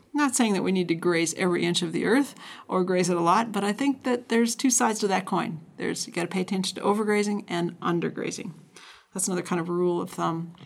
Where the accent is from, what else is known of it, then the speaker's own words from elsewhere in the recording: North Dakota, United States; I recall growing up in North Dakota